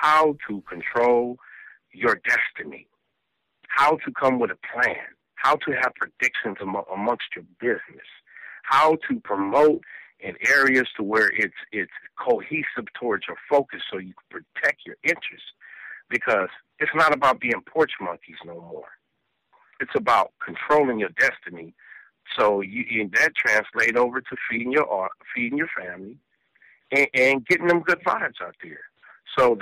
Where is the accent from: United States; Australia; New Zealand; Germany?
United States; West Coast; also born or lived in South Bronx, New York; I was born in South Bronx, but moved to the West Coast when I was like 3 years old